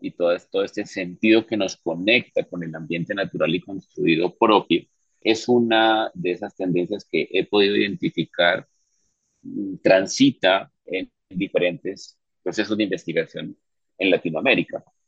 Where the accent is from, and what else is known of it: Colombia